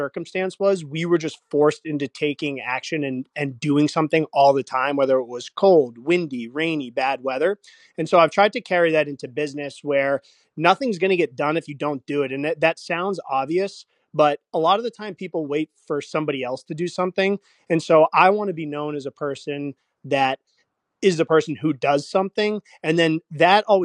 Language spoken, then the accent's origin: English; Northeast, United States; we grew up in the Northeast